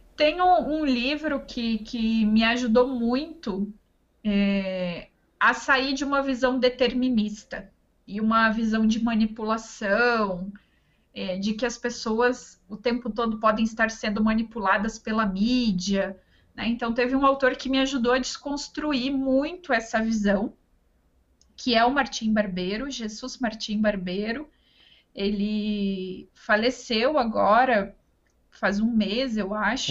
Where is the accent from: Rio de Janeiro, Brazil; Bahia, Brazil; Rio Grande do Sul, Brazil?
Rio Grande do Sul, Brazil; Ametista do Sul; moved away as an adult; also born or lived in Passo Fundo, Brazil / Florianópolis, Brazil; na minha cidade natal, que é Ametista do Sul, fica no Rio Grande do Sul